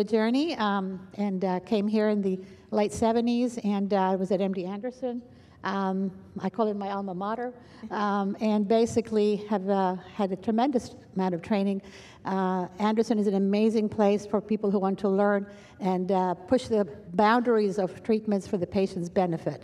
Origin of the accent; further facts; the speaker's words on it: Greece; moved away; also born or lived in London, England; I moved to Greece, which is my home country